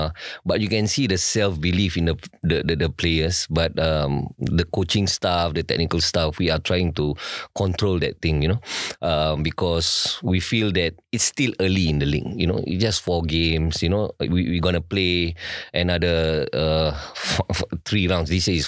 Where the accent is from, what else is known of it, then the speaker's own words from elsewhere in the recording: Singapore; So when we grew up, I grew up in Circuit Road, which is in MacPherson.